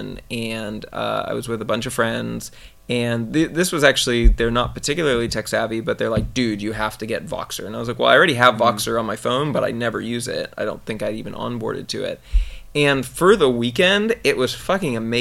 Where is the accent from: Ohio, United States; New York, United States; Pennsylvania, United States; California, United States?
California, United States; Silicon Valley; I grew up here and in the Silicon Valley